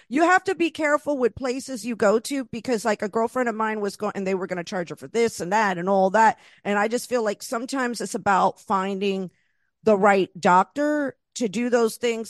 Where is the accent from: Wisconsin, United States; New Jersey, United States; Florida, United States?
Florida, United States; moved away; also born or lived in Los Angeles; I was raised in Florida